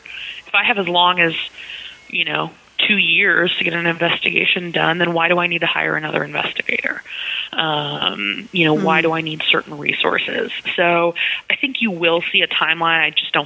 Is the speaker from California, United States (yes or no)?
no; Texas, United States; also born or lived in Oklahoma; I identify as a Southerner. I grew up in Texas and Oklahoma